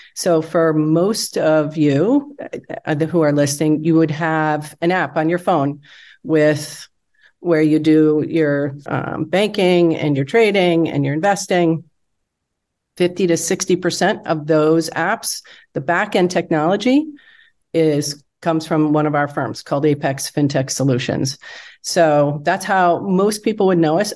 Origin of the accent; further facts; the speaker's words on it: Wisconsin, United States; moved away as an adult; also born or lived in Michigan / Chicago; I grew up in Wisconsin.